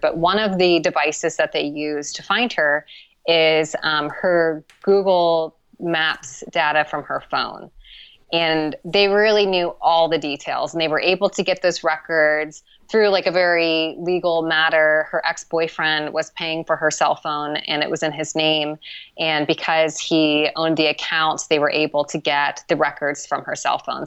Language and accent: English; Columbus, Ohio, United States; moved away as an adult; also born or lived in Austin, Texas / Los Angeles, California; now in Montreal, Canada; I'm from Columbus, Ohio.